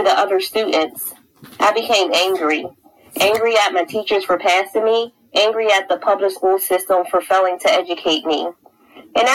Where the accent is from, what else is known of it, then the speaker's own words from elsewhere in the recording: Pennsylvania, United States; I grew up in Chaseville, Pennsylvania in the 90s